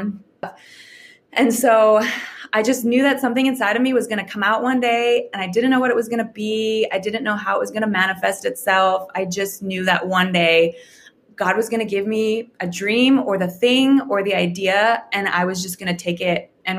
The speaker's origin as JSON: {"language": "English", "town": "Calgary", "region": "Alberta", "country": "Canada", "tie": "born or raised there", "moved": "as an adult", "lives_now": "Redding, United States", "said": "I was born and raised in Calgary, Alberta, Canada."}